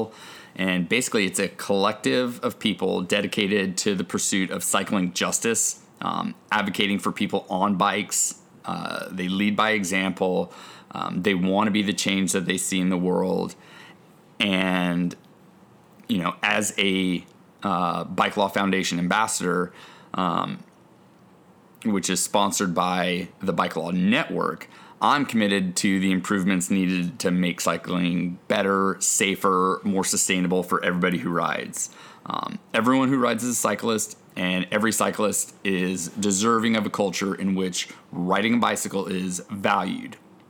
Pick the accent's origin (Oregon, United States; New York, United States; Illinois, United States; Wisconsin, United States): Oregon, United States; moved away; growing up in Oregon on a mountain bike